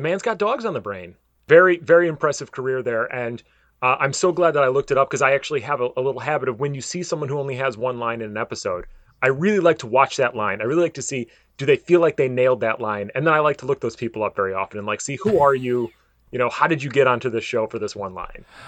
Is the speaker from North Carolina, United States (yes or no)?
no; Downers Grove, Illinois, United States; also born or lived in Westchester, Illinois / Charleston, Illinois; now in Orlando, United States; I was born in Westchester, Illinois, and moved to Downers Grove, Illinois when I was four years old